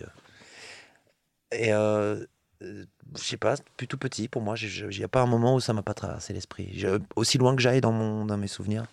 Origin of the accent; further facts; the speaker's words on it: Metz, Grand Est, France; je viens de Metz, donc c'est la ville de Coltès, la ville de Verlaine